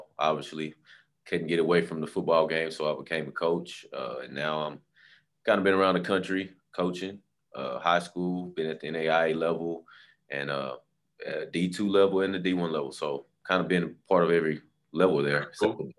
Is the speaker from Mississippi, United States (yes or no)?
no; Ennis, Texas, United States; also born or lived in Houston, Texas; I'm born and raised in Ennis, Texas.